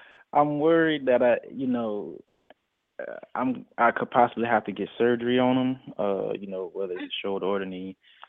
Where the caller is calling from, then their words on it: Florida, United States; calling in from Florida.